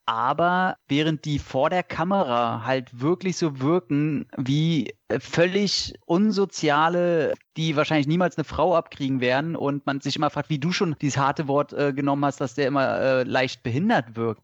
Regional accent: Northern Germany, Germany; Ich bin ja alter Fischkopf geboren

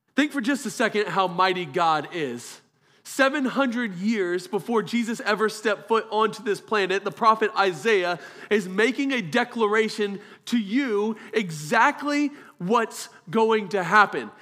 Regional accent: Germany; moved away; I was born in Germany

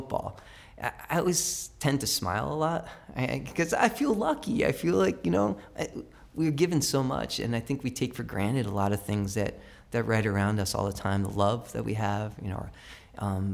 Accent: Brookfield, Connecticut, United States; also born or lived in New York City; I learned to read, and the love of reading happened in that library when I moved from New York City to Brookfield

